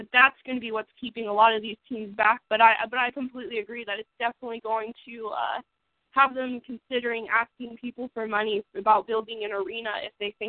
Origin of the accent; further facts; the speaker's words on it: United States; I'm American through and through